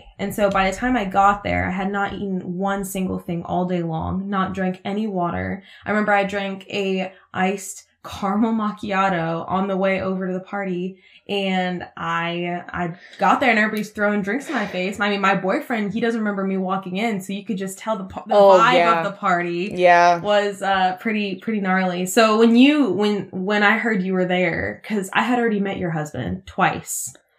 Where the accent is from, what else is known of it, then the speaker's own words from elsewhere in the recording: United States; first language Russian; English is a second language; I was born and raised in Washington, but my first language was technically Russian.